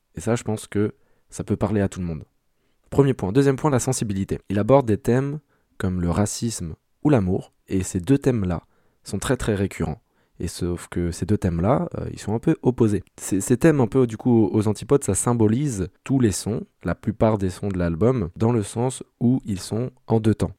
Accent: France; en tant que Français

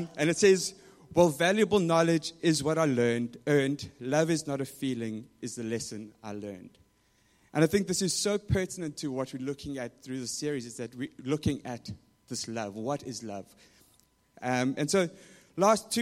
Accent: South Africa; moved away; growing up in South Africa

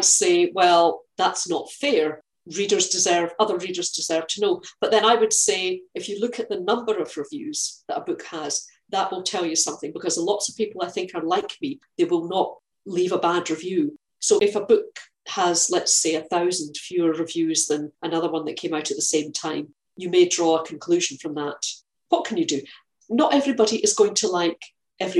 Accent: Scotland, United Kingdom; I'm Scottish. I live in Scotland.

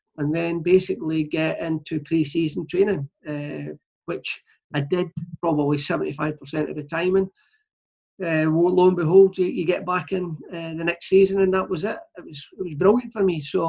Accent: Clydebank, Scotland, United Kingdom; moved away; my local team, Clydebank

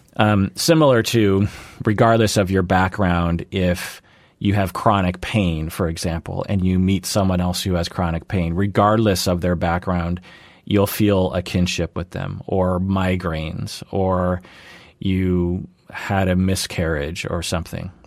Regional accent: Seattle, Washington, United States; born and raised in the Seattle area

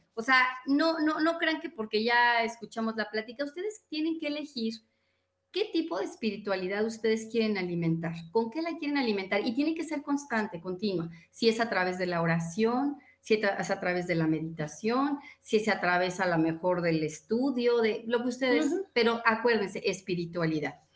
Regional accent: Mexico; nací en México

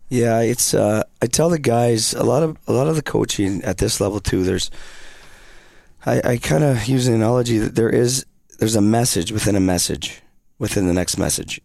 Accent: British Columbia, Canada; now in Rapid City, United States; I grew up in British Columbia

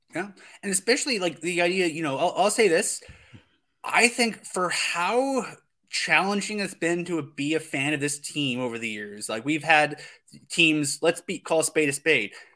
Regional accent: Calgary, Alberta, Canada; I was born in Calgary

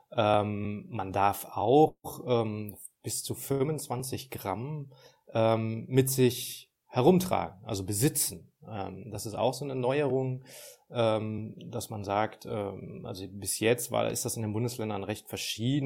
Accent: Ruhr area, North Rhine-Westphalia, Germany; ich komme aus dem Ruhrgebiet, da feiern wir Karneval

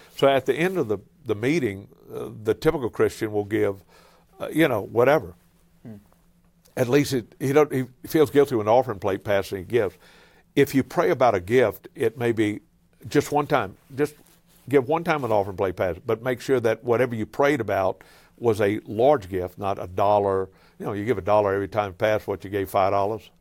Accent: Cajun, Louisiana, United States; I'm a Cajun

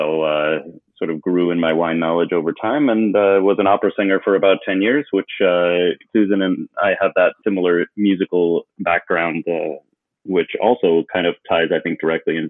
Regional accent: Vermont, United States; moved away as an adult; also born or lived in Houston, Texas; I currently live in the great metropolis of Cambridge, Vermont

